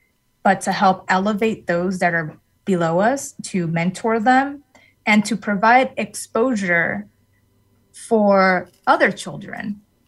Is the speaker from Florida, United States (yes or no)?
no; New York City, New York, United States; And as I mentioned, I grew up in New York City, and New York City is very, very diverse. And upon moving to Connecticut, I never really noticed the loneliness that would come from being a minority woman